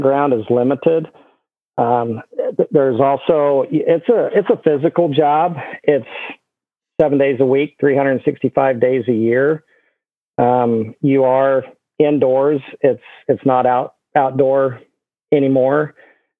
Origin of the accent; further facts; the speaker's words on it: Guymon, Oklahoma, United States; I grew up in Guymon, Oklahoma